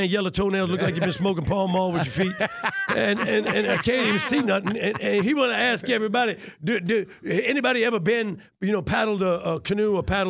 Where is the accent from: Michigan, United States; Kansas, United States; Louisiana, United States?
Louisiana, United States; I'm from Louisiana.